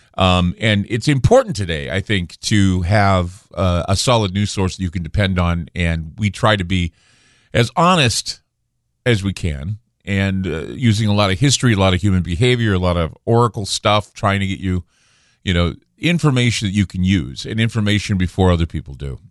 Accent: Utah, United States; now in Portland, United States; I'm from Utah, so I'm used to the snow

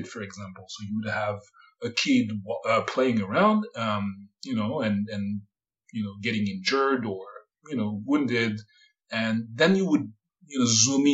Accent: Paris, Île-de-France, France; moved away as an adult; now in San Francisco, United States; I was born in Paris and in Paris area. And I grew up around Paris

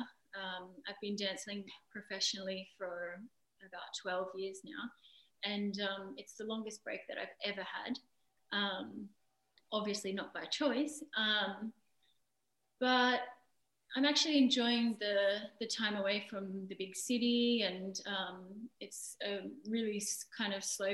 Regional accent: Australia; moved away as an adult; also born or lived in Wales; now in France; I'm Australian and I grew up in Australia. In a country town about 3 or 4 hours from Sydney

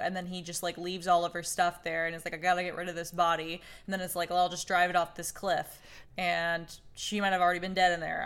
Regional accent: Oklahoma, United States; I'm from Oklahoma

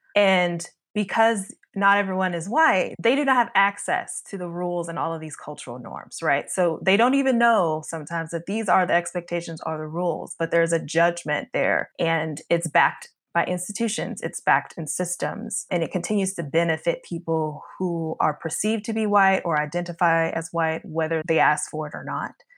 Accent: Kentucky, United States; I'm originally from Kentucky. Um, I went to school in an area in Western Kentucky

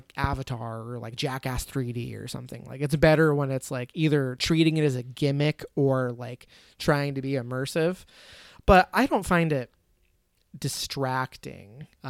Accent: Michigan, United States; I'm from Michigan.

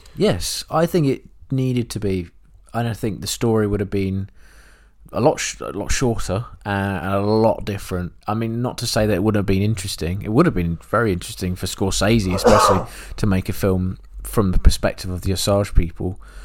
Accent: England, United Kingdom; an English person who has never been to that part of the world

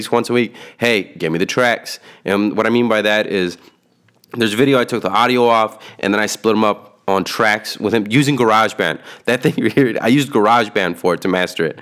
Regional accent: San Antonio, Texas, United States; We're from San Antonio

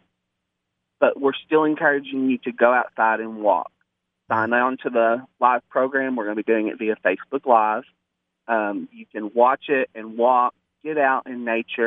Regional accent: Jonesboro, Arkansas, United States; Jonesboro because this is my hometown, and we're a college town

